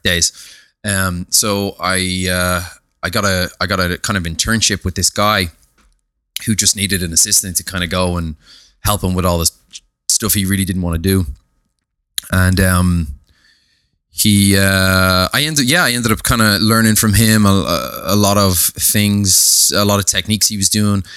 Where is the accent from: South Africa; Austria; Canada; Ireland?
Ireland; Dublin, Leinster; I was brought up in a place called, uh, Papintree in Ballymun